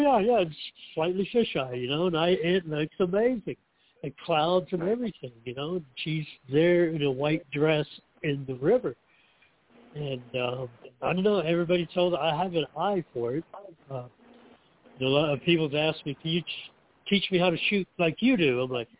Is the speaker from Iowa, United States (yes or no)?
no; Fort Carson, Colorado, United States; born there; also born or lived in Hanau, Germany / Clarksville, Tennessee / Würzburg, Germany; I was born in Colorado, in Fort Carson in Colorado. Then we was in Hanau, I'm going to say probably 69 to 73. And then my dad was stationed at Fort Campbell, Kentucky. And we lived in Clarksville, Tennessee.